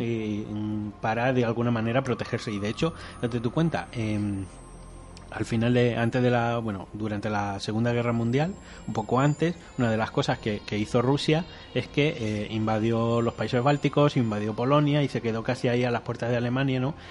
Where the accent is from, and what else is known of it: Spain